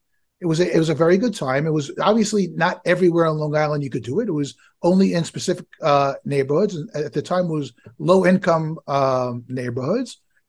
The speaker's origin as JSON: {"language": "English", "country": "Israel", "moved": "as an adult", "lives_now": "United States", "said": "So I came from Israel back in 98, and I was in aviation back in Israel."}